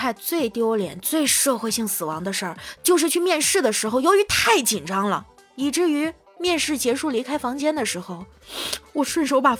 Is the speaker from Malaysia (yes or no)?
no; Northeast China, China; 我们东北这边的女生闺蜜啊，跟其他地区的可能不太一样。